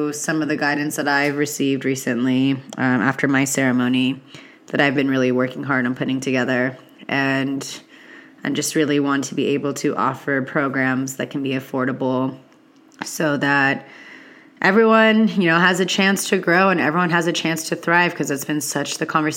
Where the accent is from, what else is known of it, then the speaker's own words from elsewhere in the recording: California, United States; being a Californian myself